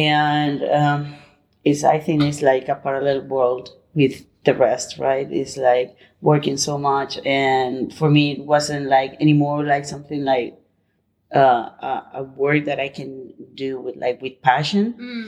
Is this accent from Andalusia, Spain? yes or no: no; Madrid, Community of Madrid, Spain; English is a second language; also born or lived in Barcelona / United Kingdom; now in Palma, Spain; I'm originally from Madrid, but actually I'm living in Palma, Mallorca.